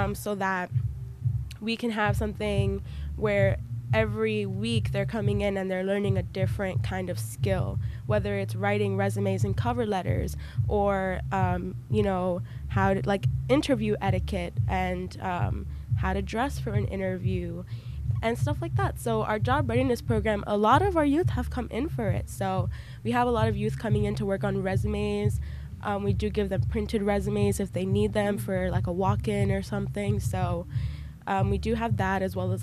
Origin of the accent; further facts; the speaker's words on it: New York City, New York, United States; also born or lived in Queens; I'm actually from East New York, Brooklyn